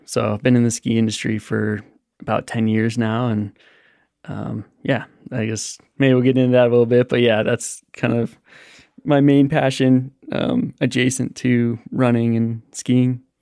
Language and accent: English; Buena Vista, Colorado, United States; I grew up in Buena Vista, Colorado